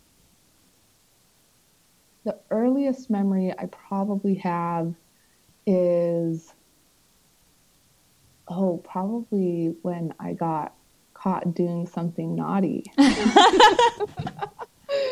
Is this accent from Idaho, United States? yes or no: yes; Southeastern Idaho, United States; Southeastern Idaho